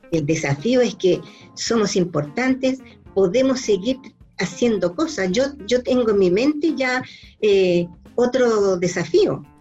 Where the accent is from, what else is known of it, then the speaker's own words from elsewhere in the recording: Chile; moved away as an adult; also born or lived in Mexico; viví muchos años fuera de Chile por trabajo, 10 años